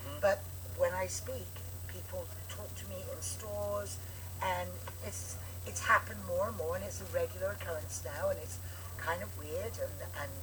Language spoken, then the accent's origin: English; United Kingdom; now in United States; I'm like you, a Brit, although I'm an American now.